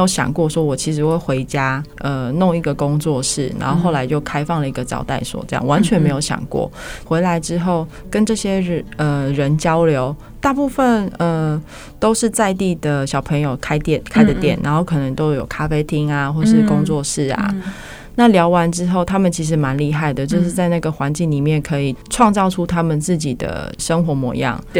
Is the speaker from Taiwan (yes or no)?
yes; Qingshui, Taichung, Taiwan; 一开始其实我回来的时候有发现，跟过去的我离乡的状况其实没有什么太大的改变。嗯、因为清水其实是一个非常慢步调，而且每个清水人的个性都非常低调